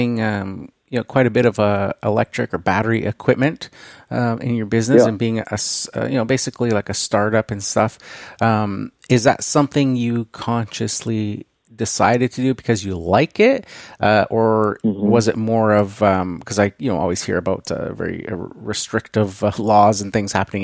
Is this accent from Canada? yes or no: yes; Canada; being a Canadian